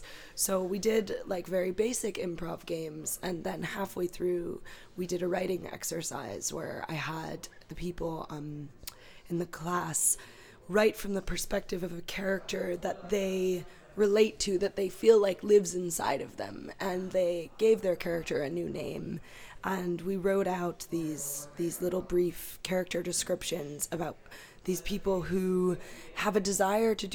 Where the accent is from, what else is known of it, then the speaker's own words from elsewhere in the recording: Cleveland, Ohio, United States; moved away as an adult; also born or lived in Eastern Europe; now in Limerick, Ireland; growing up in Ohio